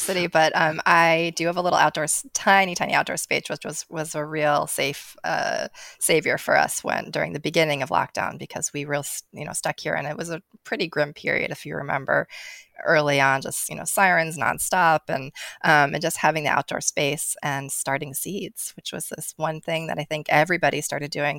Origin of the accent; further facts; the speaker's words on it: New Jersey, United States; also born or lived in Tokyo, Japan; now in New York, United States; I was born in Tokyo, and so I, I lived there until I was a, almost five. Um, and that sort of living in the city there and just seeing gardens and then moving to New Jersey